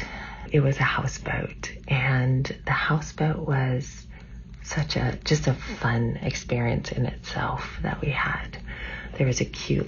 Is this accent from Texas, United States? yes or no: no; California, United States; moved away as an adult; now in Washington State, United States; We grew up in California